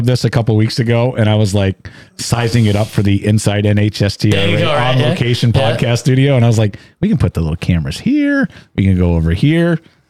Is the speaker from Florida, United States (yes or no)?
no; Claremont, New Hampshire, United States; now in Massachusetts, United States; I grew up in Claremont. Like, I'm a transplant down here in Massachusetts now, but I'm a Claremont boy.